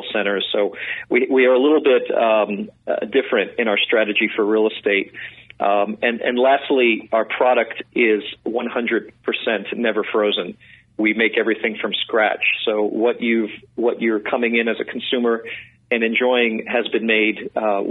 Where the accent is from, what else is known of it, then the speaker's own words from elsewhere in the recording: New York City, New York, United States; I'm a New Yorker. I grew up in New York City